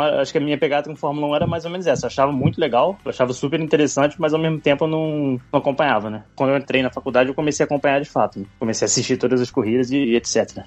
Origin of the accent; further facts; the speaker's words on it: Niterói, Rio de Janeiro, Brazil; moved away as an adult; now in Oxford, United Kingdom; nasci em Niterói, no Rio de Janeiro